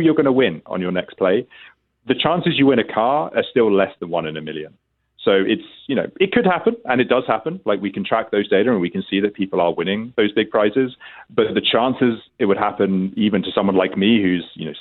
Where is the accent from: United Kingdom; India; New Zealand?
United Kingdom; England; now in Ontario, Canada; as you may be able to detect from my accent, I'm originally from England.